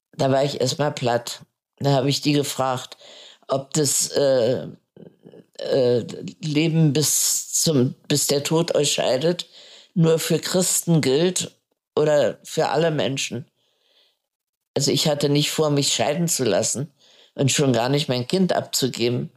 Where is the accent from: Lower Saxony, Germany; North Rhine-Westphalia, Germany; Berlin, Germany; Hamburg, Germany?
Berlin, Germany; moved away as an adult; also born or lived in India / Butzbach; ich bin in Neukölln aufgewachsen